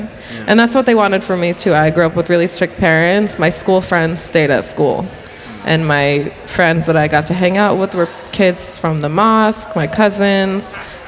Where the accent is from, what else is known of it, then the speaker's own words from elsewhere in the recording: Paterson, New Jersey, United States; So where my family lived and where I grew up, I moved around a lot once we moved back to New Jersey. But we were pretty much centered around the city of Paterson, New Jersey.